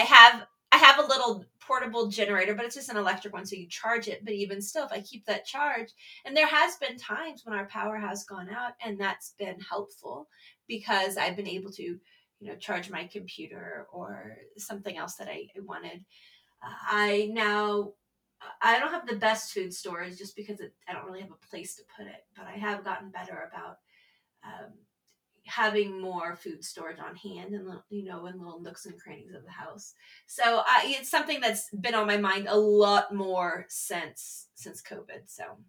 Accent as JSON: {"language": "English", "region": "Texas", "country": "United States", "tie": "born or raised there", "said": "I grew up in Texas, so we actually had tornado drills"}